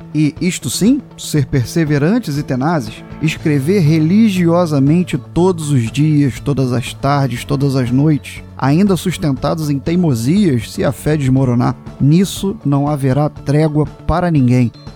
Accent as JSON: {"language": "Portuguese", "country": "Brazil", "said": "somos brasileiros"}